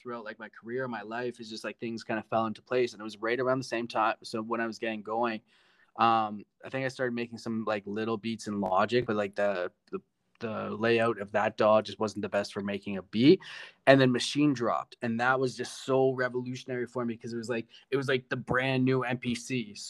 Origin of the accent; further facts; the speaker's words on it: Ontario, Canada; also born or lived in Vancouver; I was born and raised in Ontario. So, in terms of music, I say my hometown is Vancouver.